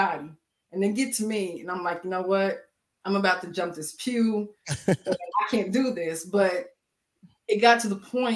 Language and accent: English; Manhattan, Kansas, United States; born and raised in Manhattan, Kansas